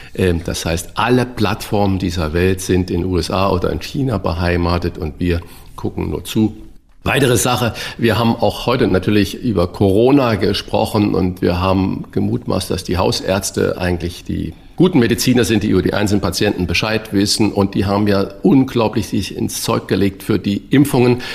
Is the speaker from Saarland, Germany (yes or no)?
yes; Saarland, Germany; ich bin ja auch gebürtiger Saarländer